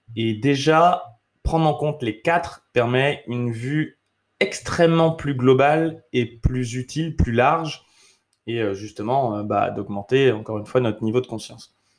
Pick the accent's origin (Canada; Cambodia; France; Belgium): France; also born or lived in United States; je suis français